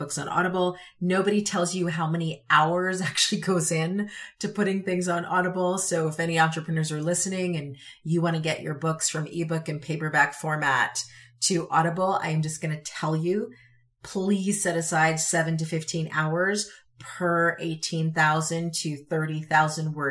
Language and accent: English; Connecticut, United States; also born or lived in Utah; now in Wyoming, United States; growing up in Connecticut